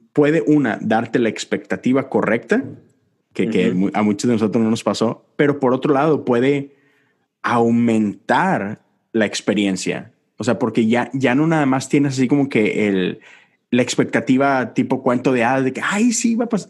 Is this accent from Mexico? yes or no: yes; Monterrey, Nuevo León, Mexico; moved away as an adult; now in Houston, United States; yo soy de Monterrey, estoy en Houston y estoy solo